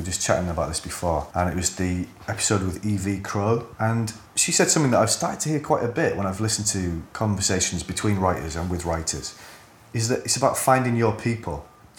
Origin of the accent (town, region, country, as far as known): Hull, Yorkshire and the Humber, United Kingdom